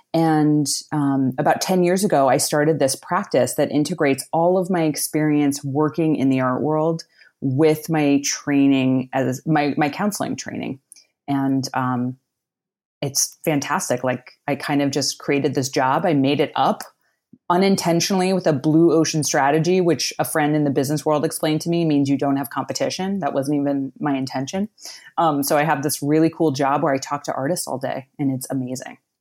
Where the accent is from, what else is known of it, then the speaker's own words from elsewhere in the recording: outside of Pittsburgh, Pennsylvania, United States; I grew up outside of Pittsburgh, Pennsylvania in a small working class town.